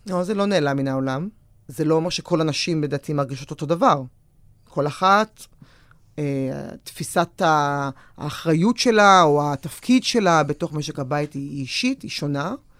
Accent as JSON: {"language": "Hebrew", "town": "Tel Aviv", "region": "Tel Aviv District", "country": "Israel", "tie": "born or raised there", "said": "אני גדלתי בתל אביב"}